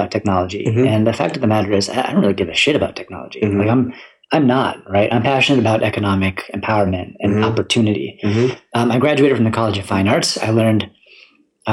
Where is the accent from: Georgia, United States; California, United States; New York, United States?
New York, United States; Syracuse; moved away as an adult; now in Boston, United States; I grew up in Syracuse, New York.